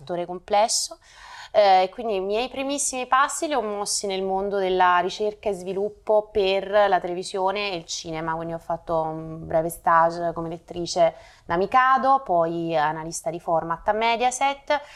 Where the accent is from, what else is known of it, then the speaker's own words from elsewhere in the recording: Naples, Campania, Italy; moved away as an adult; also born or lived in Rome; now in Milan, Italy; sono nata a Napoli nel, nel 1983, dopo ho studiato eh, a Roma